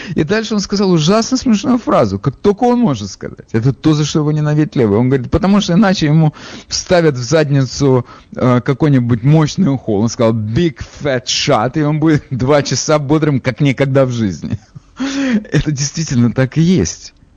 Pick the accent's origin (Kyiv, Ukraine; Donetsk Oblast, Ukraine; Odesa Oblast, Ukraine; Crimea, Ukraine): Odesa Oblast, Ukraine; Odesa; now in New York, United States; я же из Одессы